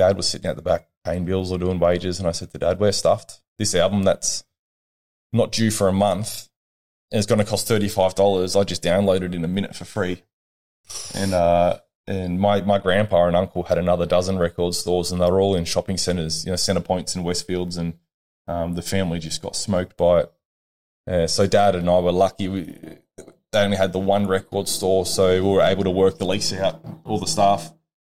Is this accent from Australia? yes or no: yes; Albury, New South Wales, Australia; I was born here in Albury in 1990.